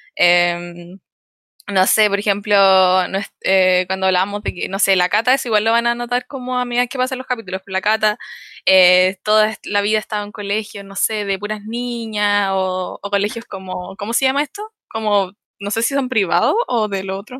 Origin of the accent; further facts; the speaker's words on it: Los Ángeles, Biobío, Chile; moved away as an adult; also born or lived in Santiago; now in Concepción, Chile; soy de Los Ángeles, nací en Los Ángeles, estudié en Los Ángeles, todo en Los Ángeles